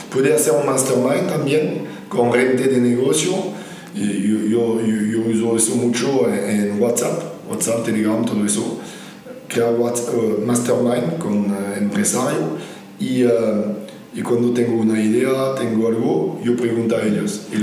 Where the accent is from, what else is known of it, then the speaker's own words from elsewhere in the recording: France; Spanish is a second language; moved away; yo, soy francés, vino de, Francia, de Europa, el viejo continente.